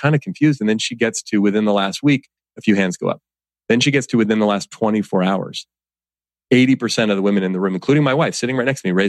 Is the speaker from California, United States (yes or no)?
yes; Oakland, California, United States; growing up in Oakland, California, you know, raised by my single mom